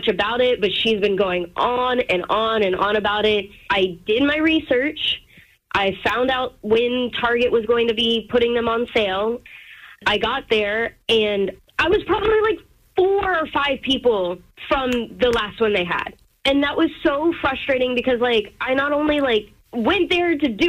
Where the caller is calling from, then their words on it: Baltimore, Maryland, United States; from Baltimore